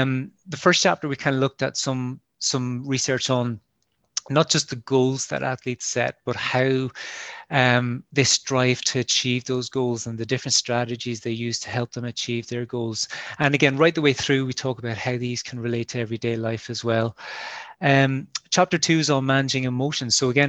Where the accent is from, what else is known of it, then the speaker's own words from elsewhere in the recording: Munster, Ireland; now in Northern Ireland; I'm from Kerry, you mightn't guess it from the accent, but I'm from Kerry originally. But I've been living and working in Ulster for quite a while now.